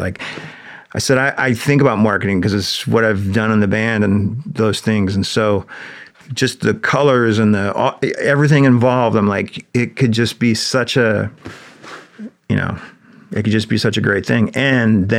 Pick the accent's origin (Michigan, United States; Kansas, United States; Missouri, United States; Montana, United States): Montana, United States; Big Sandy; building a park in my hometown in Big Sandy